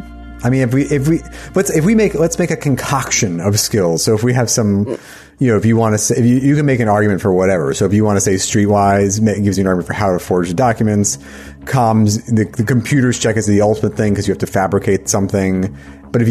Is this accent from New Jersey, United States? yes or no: yes; New Jersey, United States; where I grew up in Jersey